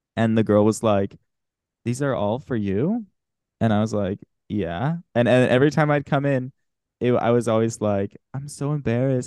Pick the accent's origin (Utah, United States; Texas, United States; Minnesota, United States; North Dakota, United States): Utah, United States; Salt Lake City; I'm from Salt Lake City